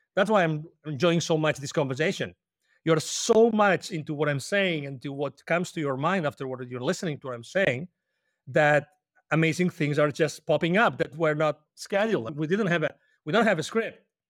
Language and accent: English; Spain; English is a second language; moved away as an adult; I'm originally from Spain, we love coffee